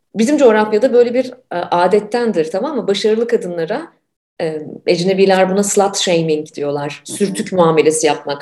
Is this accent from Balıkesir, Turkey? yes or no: no; Ankara, Turkey; moved away as an adult; also born or lived in Canada; 90'ları ben Ankara'da büyüdüm, 90'larda Ankara'daydım.